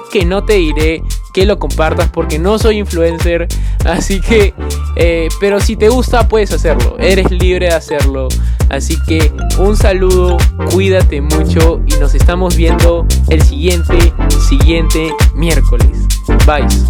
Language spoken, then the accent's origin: Spanish; Peru; soy peruano